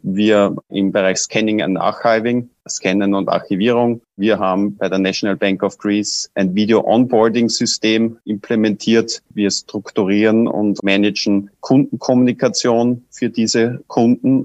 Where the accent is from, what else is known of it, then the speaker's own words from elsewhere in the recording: Austria; bei uns in Österreich